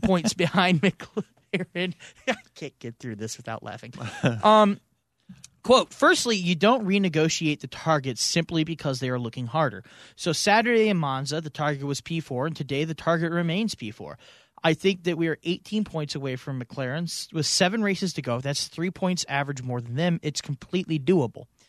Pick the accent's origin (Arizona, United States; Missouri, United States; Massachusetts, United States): Missouri, United States; St. Louis; we're from Saint Louis